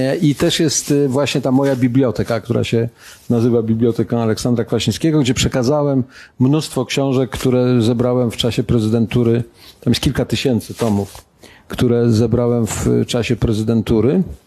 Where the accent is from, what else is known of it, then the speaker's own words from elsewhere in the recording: Białogard, West Pomeranian Voivodeship, Poland; now in Warsaw, Poland; do mojego rodzinnego miasta. Gdybyście kiedyś odwiedzili Białogard